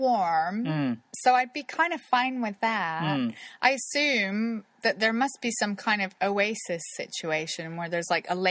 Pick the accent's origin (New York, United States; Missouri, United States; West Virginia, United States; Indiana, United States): Missouri, United States; Kansas City; So I went bouncing up to them. Oh my God, I'm from Kansas City.